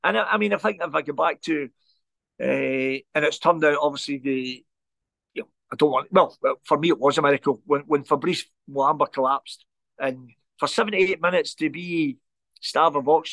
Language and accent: English; Glasgow, Scotland, United Kingdom; Growing up in the Gorbals, we never ever had it easy.